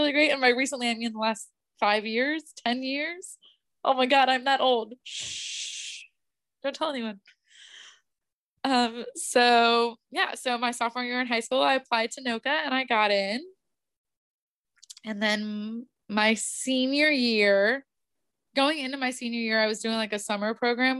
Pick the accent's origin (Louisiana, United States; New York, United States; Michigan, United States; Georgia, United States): Louisiana, United States; New Orleans; I grew up in New Orleans